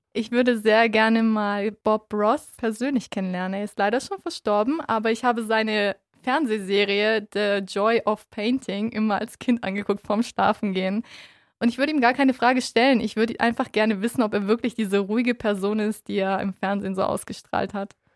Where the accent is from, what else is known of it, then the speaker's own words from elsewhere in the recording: Tuttlingen, Baden-Württemberg, Germany; also born or lived in Kyrgyzstan; geboren bin ich in Kirgistan und bin im Alter von zwei Jahren nach Deutschland gekommen mit meinen Eltern und meinem Bruder. Bin auch den größten Teil meiner Jugend aufgewachsen in Tuttlingen